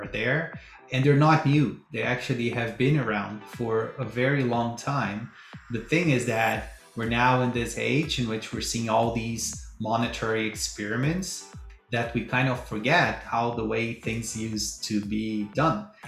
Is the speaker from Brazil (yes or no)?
yes; Brazil; moved away; I'm originally from Brazil